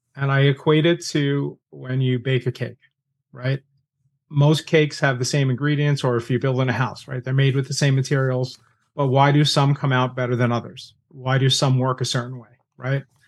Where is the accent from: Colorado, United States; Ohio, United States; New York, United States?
New York, United States; I'm New Yorker